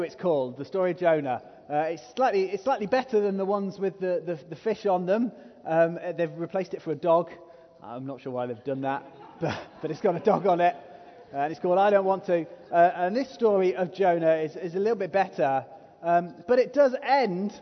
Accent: England, United Kingdom; If we're from England

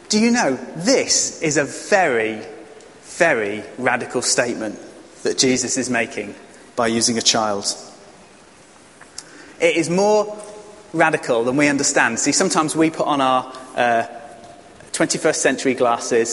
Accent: England, United Kingdom; as an English man

